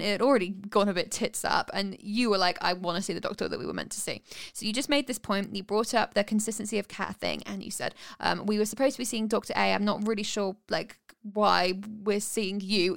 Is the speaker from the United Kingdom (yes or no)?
yes; United Kingdom; 'cause I'm British